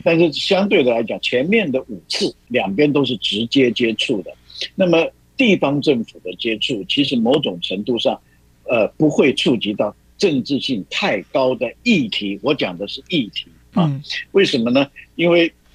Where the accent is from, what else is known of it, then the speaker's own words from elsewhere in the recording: Taiwan; 我们台湾人